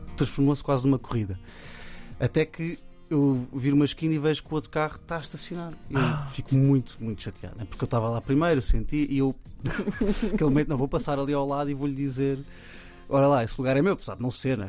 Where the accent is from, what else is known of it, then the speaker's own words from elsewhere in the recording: Cascais, Lisbon, Portugal; Eu, cresci em Cascais